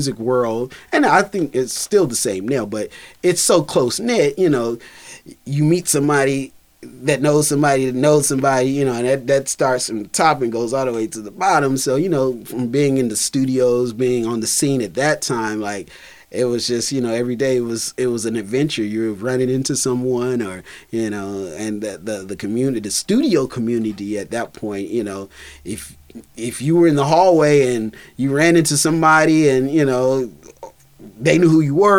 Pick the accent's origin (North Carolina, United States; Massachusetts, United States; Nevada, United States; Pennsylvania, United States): North Carolina, United States; Durham; moved away as an adult; also born or lived in Boston; now in Los Angeles, United States; I'm from Durham, North Carolina